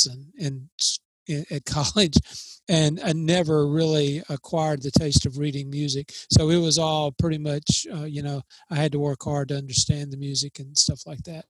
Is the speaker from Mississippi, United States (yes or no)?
yes; New Hope, Mississippi, United States; I was raised in Columbus, Mississippi, outside of Columbus, called New Hope, Mississippi, a little small community